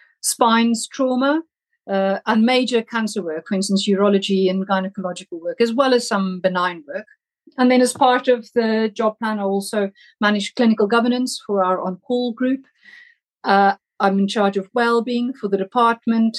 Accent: South Africa; moved away as an adult; also born or lived in Germany / Scotland; now in Oxford, United Kingdom; I was born in Germany, but grew up in South Africa, and that's where I studied medicine

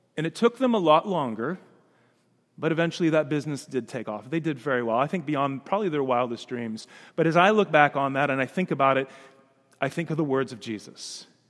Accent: Danville, Illinois, United States; that little yellow house that I grew up in on Logan Avenue in Danville, Illinois

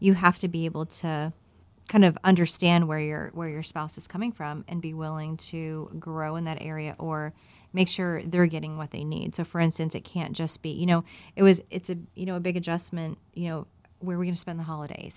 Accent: Virginia, United States; growing up in Virginia

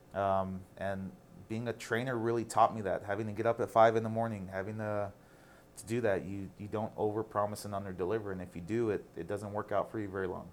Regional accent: El Paso, Texas, United States; I'm from El Paso

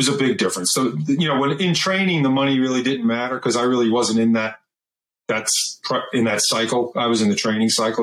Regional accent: Eastern Long Island, New York, United States; I grew up on Eastern Long Island.

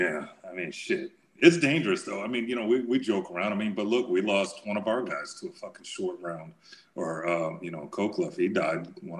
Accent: New York, United States; I'm from New York.

